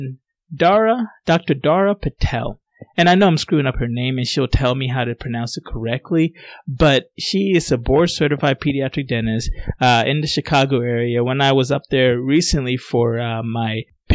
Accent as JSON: {"language": "English", "country": "Ghana", "tie": "born or raised there", "moved": "yes", "lives_now": "United States", "said": "my parents were born in Ghana, and I was born in Ghana"}